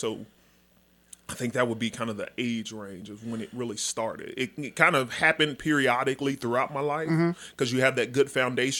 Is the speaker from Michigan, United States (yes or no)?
no; Dallas, Texas, United States; Born and raised in Dallas.